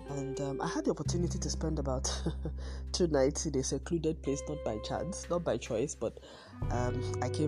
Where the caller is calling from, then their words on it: Lagos, Nigeria; I am recording from Lagos, Nigeria.